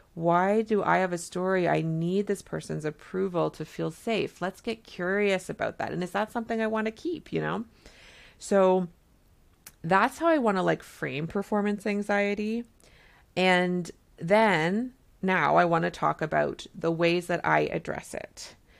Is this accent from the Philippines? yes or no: no; Canada; I'm a Canadian family physician